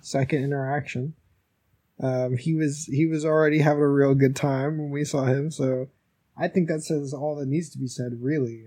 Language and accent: English; United States; as an American coming over